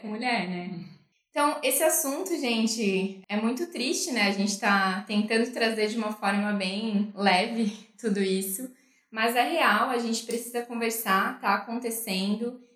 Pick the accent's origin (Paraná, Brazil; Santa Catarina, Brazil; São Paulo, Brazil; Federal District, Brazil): Santa Catarina, Brazil; interior of; Eu que venho do interior de Santa Catarina